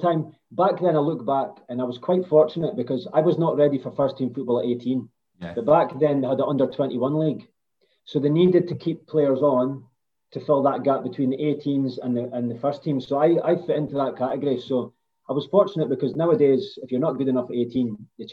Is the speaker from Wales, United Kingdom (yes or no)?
no; Aberdeen, Scotland, United Kingdom; I'm from Aberdeen